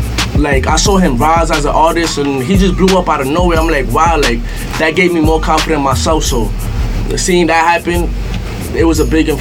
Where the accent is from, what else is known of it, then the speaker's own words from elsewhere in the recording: New York City, New York, United States; growing up in the Bronx, like, my mother, like, she never settled down in one place, you feel me? We always been moving around, for me, so I come from everywhere in the Bronx.